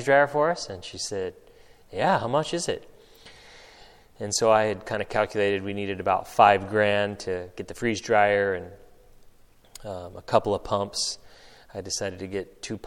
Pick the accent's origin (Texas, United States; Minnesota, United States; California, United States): California, United States; Northern; growing up in Northern California